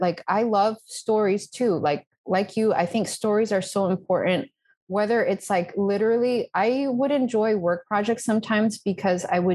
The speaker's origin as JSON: {"language": "English", "town": "Brookline", "region": "Massachusetts", "country": "United States", "tie": "born or raised there", "also_born_or_lived": "Texas / Natick, Massachusetts", "moved": "as an adult", "lives_now": "Spain", "said": "I was born in Texas. I don't really remember that. Then we moved to Massachusetts. I was living in a place called Natick. Then we moved to a place called Brookline. So this is all greater Boston area. So I lived there most of my life"}